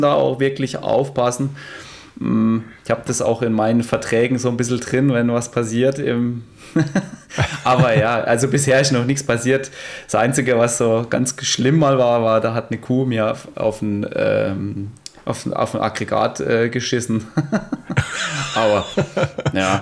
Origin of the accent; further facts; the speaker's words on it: Emmendingen, Baden-Württemberg, Germany; die Burg bei uns in Emmendinge, die Hochburg